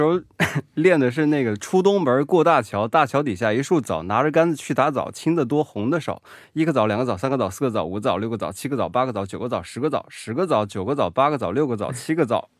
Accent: Hubei, China; also born or lived in Wuhan; now in South Korea; 我是湖北人呢

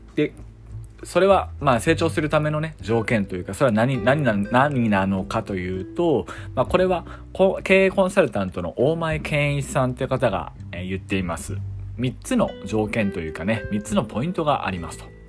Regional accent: Yamagata, Japan; moved away as an adult; also born or lived in Tokyo; 私は2021年8月末にですね、地元の山形にまあ、U ターン帰省したわけなんです。いわゆる田舎なんですよね。で、田舎って結構ね、閉鎖的なんですよ。閉鎖的だし、周りの目を気にします。私もそういう環境で子供の頃から育ったので

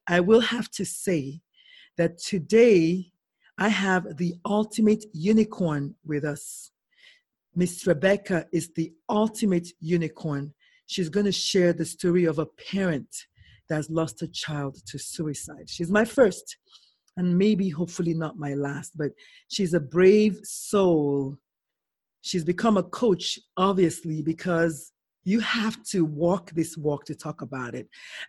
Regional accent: Nigeria; now in San Antonio, United States; I'm Nigerian and I'm Igbo, and there's certain words I can say in Igbo that I just don't have the word in English.

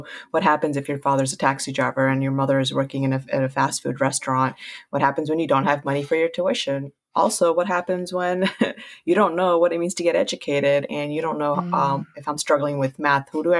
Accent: United States; first language Punjabi; also born or lived in Queens, New York / Baltimore, Maryland; I literally grew up in like Queens, Flushing, and then Baltimore

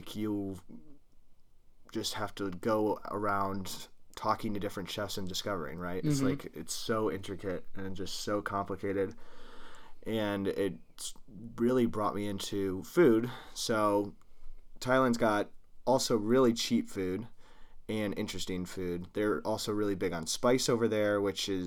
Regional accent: Midwest, United States; We're just from Midwestern

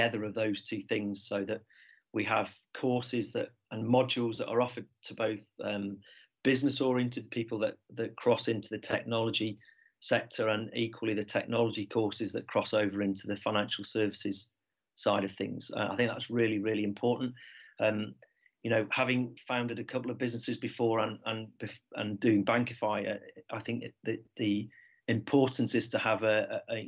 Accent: Manchester, North West England, United Kingdom; my hometown of Manchester

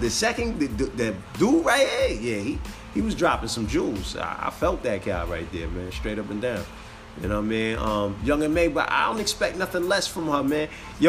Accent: New Jersey, United States; I'm from Jersey City now.

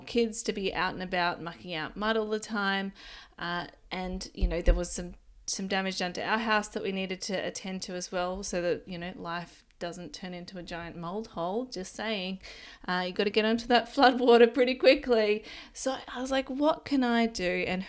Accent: Ballina, New South Wales, Australia; even my hometown of Ballina

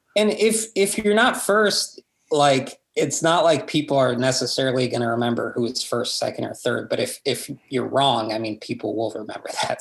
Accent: Corpus Christi, Texas, United States; now in San Antonio, United States; my hometown is Corpus Christi

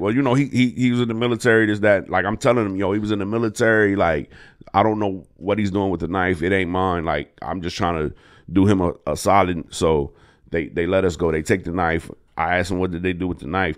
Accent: Harrisburg, Pennsylvania, United States; also born or lived in Brooklyn, New York; I'm from Harrisburg. I was born in Brooklyn, New York

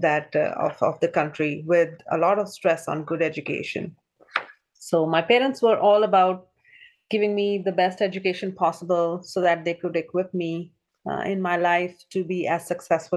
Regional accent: New Delhi, India; moved away as an adult; also born or lived in Goa, India; now in Ohio, United States; I was born in New Delhi, India, or a small little town next to New Delhi, India.

